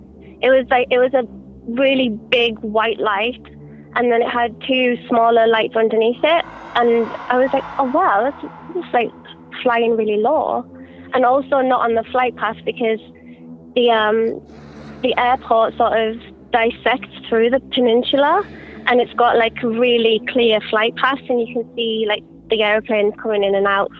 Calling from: New Zealand; I'm calling from New Zealand.

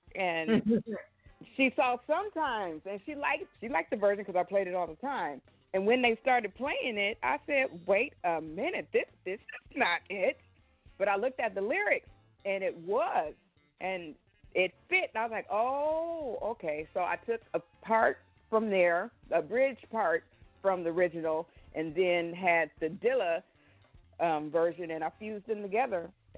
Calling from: Portland, Oregon, United States; I am calling from Portland, Oregon.

